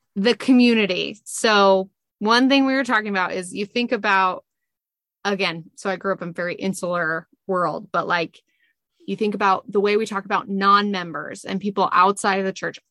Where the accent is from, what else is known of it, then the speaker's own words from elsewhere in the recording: Utah, United States; I grew up in Utah where my whole ecosystem was Mormon and happy Mormon.